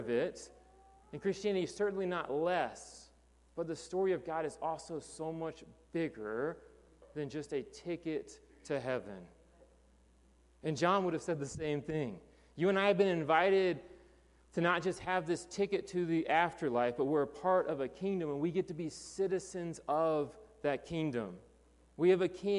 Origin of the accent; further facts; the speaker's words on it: United States; As an American, I am a citizen of the United States.